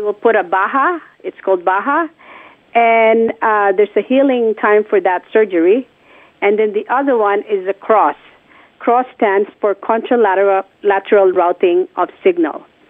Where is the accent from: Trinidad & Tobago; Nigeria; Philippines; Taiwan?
Philippines; born or raised there; moved away